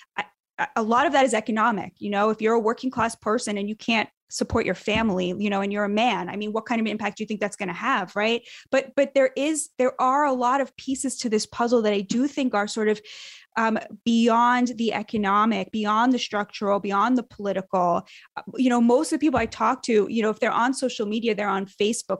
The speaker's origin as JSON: {"language": "English", "country": "United States", "said": "as an American"}